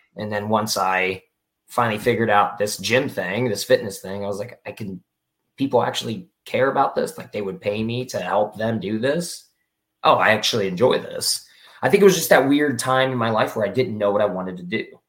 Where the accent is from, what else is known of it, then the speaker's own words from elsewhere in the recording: Florida, United States; I'm from Florida originally